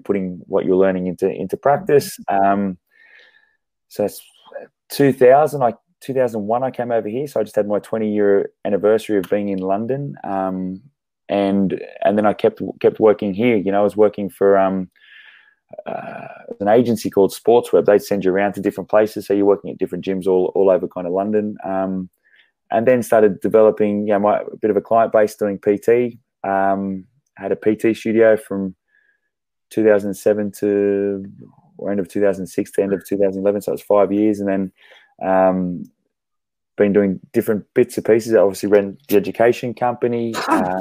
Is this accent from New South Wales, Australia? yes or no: yes; Sydney, New South Wales, Australia; moved away as an adult; also born or lived in Brisbane; I grew up in Sydney